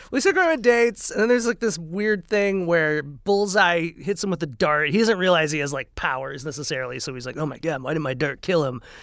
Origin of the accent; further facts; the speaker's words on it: Minnesota, United States; growing up in Minnesota